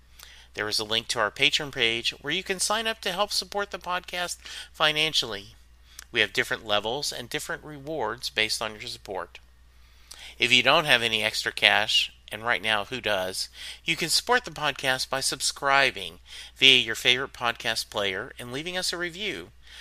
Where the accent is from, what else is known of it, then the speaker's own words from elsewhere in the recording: the South, United States; because I grew up in the South.